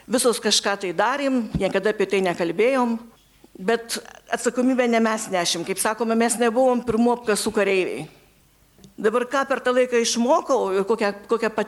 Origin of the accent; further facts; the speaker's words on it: Kybartai, Marijampolė County, Lithuania; Gimiau Kibartuose